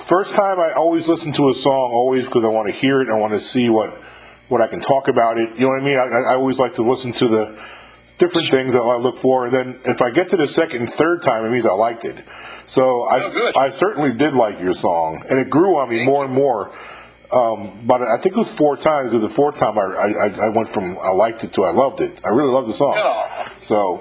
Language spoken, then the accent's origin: English; upstate New York, United States; moved away as an adult; I'm born and raised in upstate New York.